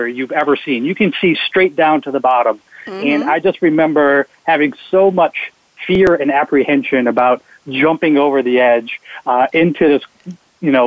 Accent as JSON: {"language": "English", "region": "Wisconsin", "country": "United States", "tie": "born or raised there", "said": "I grew up in Wisconsin"}